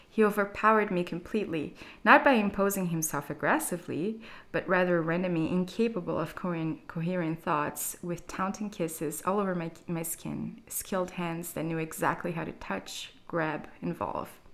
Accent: Brazil; moved away as an adult; now in Berlin, Germany; I'm from Brazil, but I've been living in Berlin for four years now

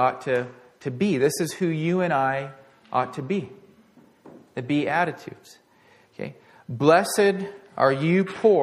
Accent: Portland, United States; growing up in Portland

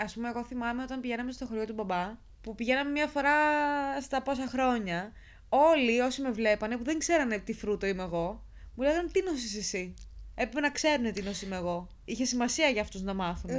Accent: Lamia, Central Greece, Greece; είμαι από Λαμία

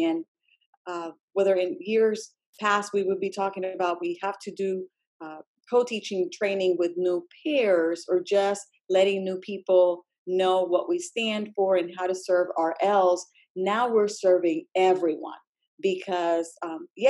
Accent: Puerto Rico; English is a second language; moved away as an adult; now in Virginia, United States; I am an English learner myself, being born and raised in Puerto Rico with all of my schooling there

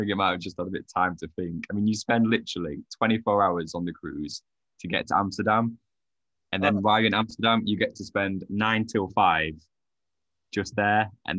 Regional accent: Sheffield, Yorkshire and the Humber, United Kingdom; I lived in Sheffield my whole life. I don't know how, because I've always, like, been into travelling, but just somehow, yeah, ended up here my whole life. I love Sheffield. Sheffield is a blessed city. Just got one too many hills, though.

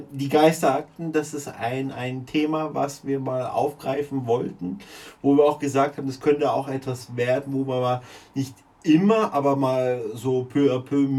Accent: Munich, Bavaria, Germany; Mhm macht mir als Münchner persönlich Aber jetzt nichts.

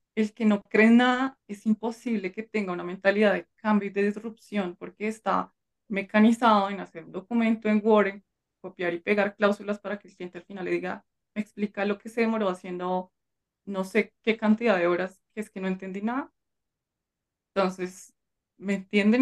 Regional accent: Colombia; en mi país

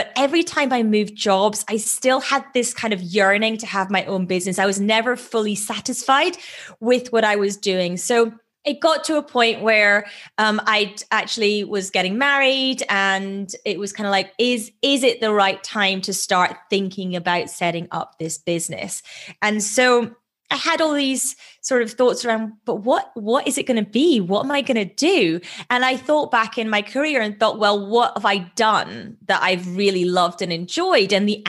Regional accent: Edinburgh, Scotland, United Kingdom; moved away as an adult; now in London, United Kingdom; So I moved from Edinburgh in Scotland to London to work in banking at that point.

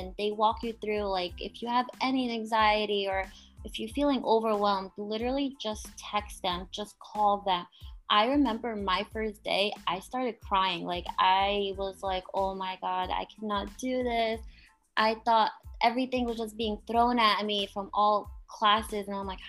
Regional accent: New England, United States; I'm from New England, and here winters are brutal.

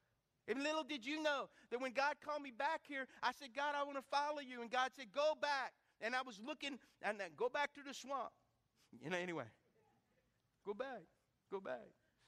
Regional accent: Jennings, Louisiana, United States; I'm from Jennings. I'm from Lake Arthur.

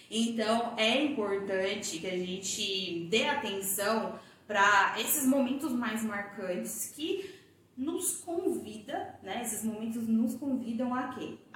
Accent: Goiânia, Goiás, Brazil; moved away as an adult; also born or lived in São Paulo; eu sou goiana e quando eu tinha mais ou menos 22 para 23 anos, eu fui embora de Goiânia, fui embora para São Paulo, fui morar em São Paulo

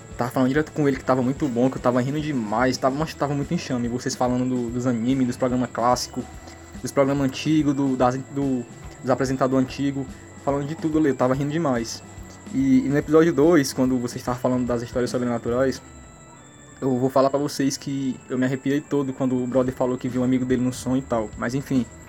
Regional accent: Fortaleza, Ceará, Brazil; eu também sou de Fortaleza

